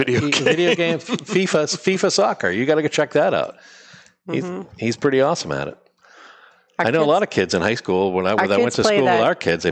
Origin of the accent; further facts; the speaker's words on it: Haverhill, New Hampshire, United States; I'm from Haverhill, New Hampshire.